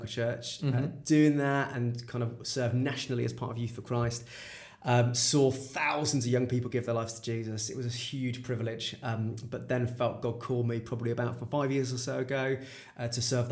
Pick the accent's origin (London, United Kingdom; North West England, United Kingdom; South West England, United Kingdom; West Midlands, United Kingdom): West Midlands, United Kingdom; Birmingham; So I feel a great deep sense of pride as a Brummie